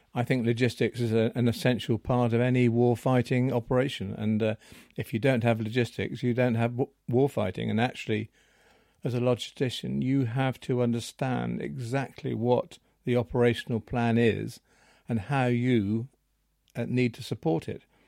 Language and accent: English; Seaview, South East England, United Kingdom; I was born in Seaview, and, um, that's where I've been ever since.